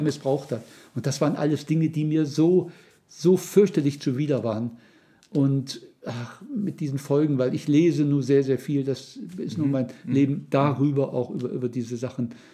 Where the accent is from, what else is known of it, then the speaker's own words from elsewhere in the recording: Saxony-Anhalt, Germany; ich komme aus Mitteldeutschland, aus dem Land Luthers, Sachsen-Anhalt